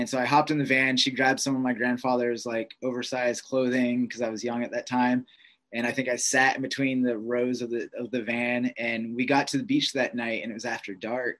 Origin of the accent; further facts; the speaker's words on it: Pittsburgh, Pennsylvania, United States; moved away as an adult; growing up in Pittsburgh